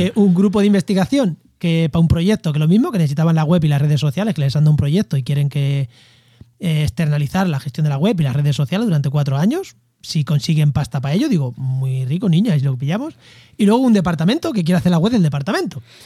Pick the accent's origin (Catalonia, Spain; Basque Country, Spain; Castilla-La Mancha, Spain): Castilla-La Mancha, Spain; Albacete; Yo es que soy de llano, soy de Albacete